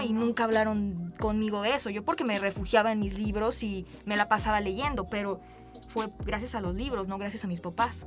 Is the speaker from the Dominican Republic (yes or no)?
no; San Luis Potosí, Mexico; cómo fuimos educados siendo mexicanos, siendo potosinos